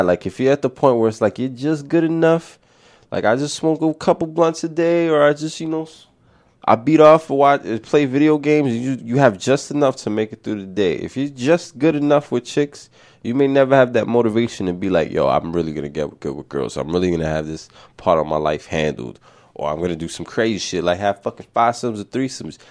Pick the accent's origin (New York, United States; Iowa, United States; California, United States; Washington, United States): New York, United States; New York City; we grew up in the Bronx